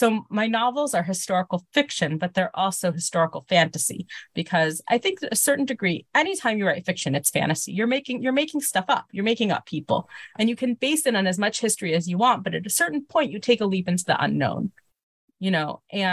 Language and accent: English; Miami, Florida, United States; moved away as an adult; also born or lived in Baltimore; now in Israel; I was born in Miami Beach, Florida. My family moved to Israel when I was a baby